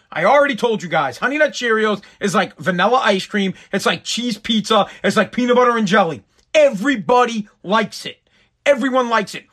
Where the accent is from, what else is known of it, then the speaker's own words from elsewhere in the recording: Boston, Massachusetts, United States; also born or lived in Revere, Massachusetts; I'm from Boston. I live in Revere, uh, Massachusetts, United States